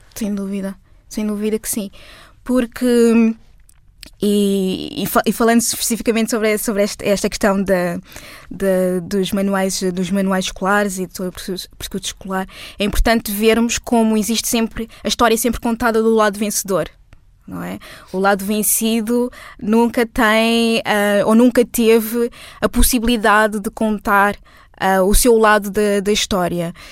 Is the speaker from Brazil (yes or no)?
no; Portugal; Eu sou portuguesa e negra. Sou portuguesa negra.